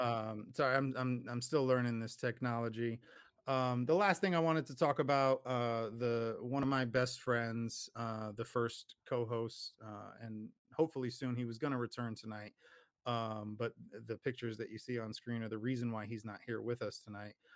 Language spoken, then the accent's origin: English; Paterson, New Jersey, United States; moved away; I grew up in Jersey